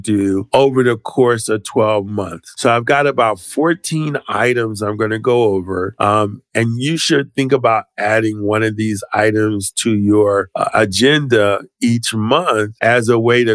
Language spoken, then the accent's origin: English; Philadelphia, Pennsylvania, United States; I'm from Philadelphia